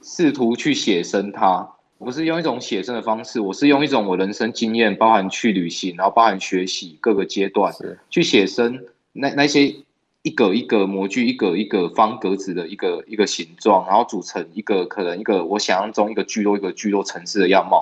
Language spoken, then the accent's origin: Chinese; Tainan, Taiwan; 我从小一直生活在台南